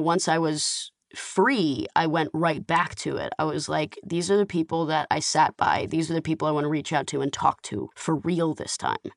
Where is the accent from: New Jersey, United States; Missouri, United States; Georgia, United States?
Georgia, United States; Atlanta; now in Los Angeles, United States; I grew up in the Atlanta Jewish community heavily